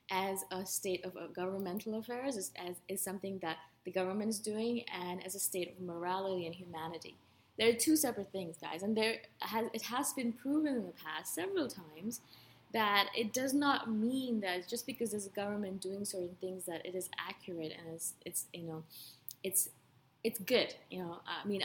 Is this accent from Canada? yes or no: yes; Canada; moved away; I'm a Canadian.